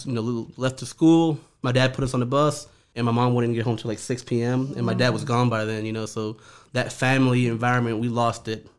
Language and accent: English; New Orleans, Louisiana, United States; also born or lived in Honduras; I'm originally from Honduras, small country in Central America. My parents and I and my brothers immigrated when I was 4 years old. We moved to New Orleans.